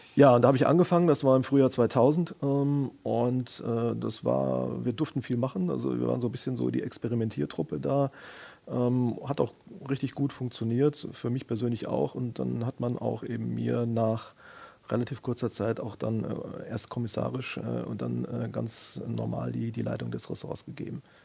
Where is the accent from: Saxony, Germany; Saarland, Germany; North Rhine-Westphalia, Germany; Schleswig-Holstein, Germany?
North Rhine-Westphalia, Germany; Siegen; now in Koblenz, Germany; ich bin in meiner Geburtsstadt Siegen schon äh, mit dem Thema Journalismus in Berührung gekommen, als, als Praktikant